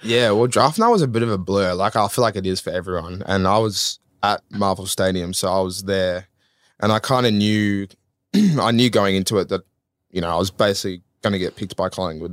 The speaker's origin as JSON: {"language": "English", "town": "Melbourne", "region": "Victoria", "country": "Australia", "tie": "born or raised there", "said": "born and raised in Melbourne. So, like, I've always been here"}